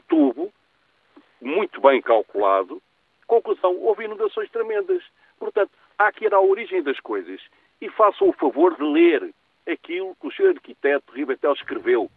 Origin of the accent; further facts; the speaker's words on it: Lisbon, Portugal; Eu tenho 74 anos e eh, muitos anos de Lisboa, nascido em Lisboa